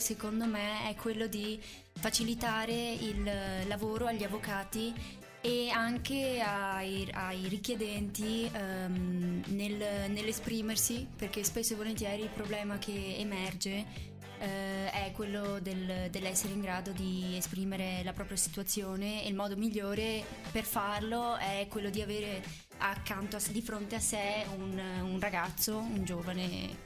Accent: Iraq; now in Italy; io sono di origini irachene

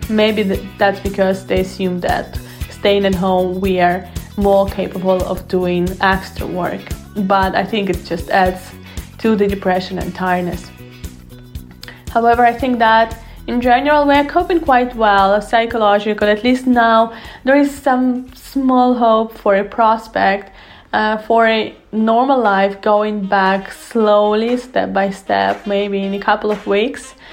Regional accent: Russia; English is a second language; now in Italy; I'm from Russia, and right now I'm going through this COVID crisis staying here in Italy.

